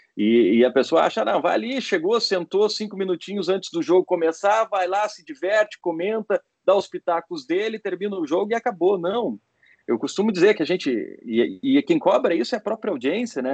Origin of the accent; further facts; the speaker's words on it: Porto Alegre, Rio Grande do Sul, Brazil; moved away as an adult; also born or lived in Recife; now in São Paulo, Brazil; Eu comecei a minha vida em Porto Alegre, eu sou de Porto Alegre.